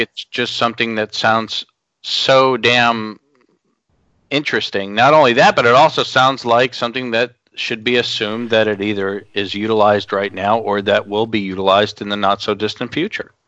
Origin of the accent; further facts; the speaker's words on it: Long Island, New York, United States; growing up in Long Island, New York